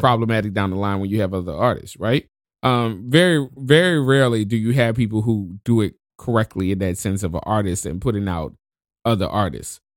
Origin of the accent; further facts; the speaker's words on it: New Orleans, Louisiana, United States; now in Washington, United States; I'm from New Orleans